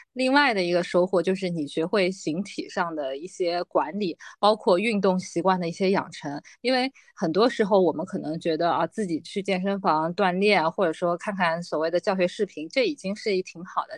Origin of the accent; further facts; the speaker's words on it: Shanghai, China; 我当时住的老房子其实，呃，离华海路是很近的，当时的华海路还是上海最繁荣的一条街